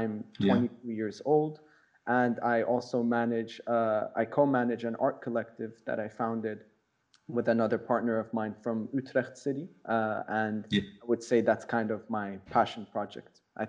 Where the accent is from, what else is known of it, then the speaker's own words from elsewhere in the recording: Fort Collins, Colorado, United States; moved away; I'm an American national. I was born in Fort Collins, Colorado, and I lived there until my father got a job abroad, and then we ended up moving around quite a bit.